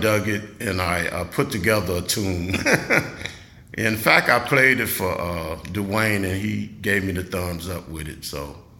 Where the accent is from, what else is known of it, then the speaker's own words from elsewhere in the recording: Chicago, Illinois, United States; moved away as an adult; also born or lived in Minnesota; now in Jackson, United States; I was born and raised in Chicago.